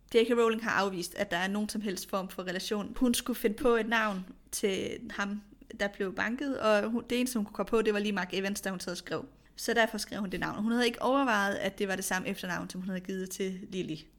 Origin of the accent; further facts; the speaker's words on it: Kolding, Southern Denmark, Denmark; Jeg er vokset op i en forstad til Kolding, og det var også den type mm. kvarter.